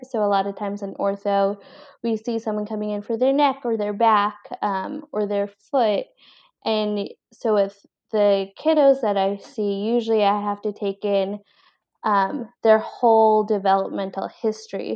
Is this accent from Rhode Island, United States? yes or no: yes; Cranston, Rhode Island, United States; also born or lived in Colombia / Boston, Massachusetts; I was born in Columbia, actually, and I was adopted, and then I was raised in Rhode Island, um, grew up in Cranston